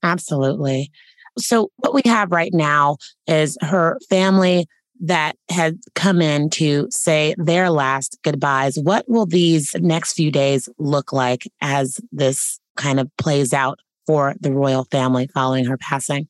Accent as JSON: {"language": "English", "country": "United States", "said": "as an American, as a Black American"}